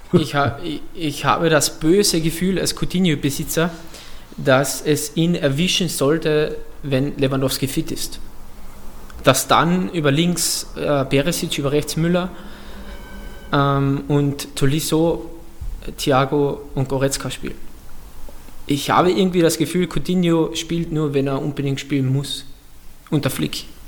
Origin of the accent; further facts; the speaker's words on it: Austria; ich komme aus Österreich